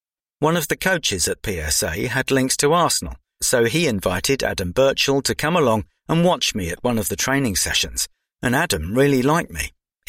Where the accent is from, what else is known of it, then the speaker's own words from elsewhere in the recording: Enschede, Overijssel, Netherlands; Growing up in Holland, football is a big part of the culture over there. I grew up in the east of the country, in the Enschede region, which is close to the German border.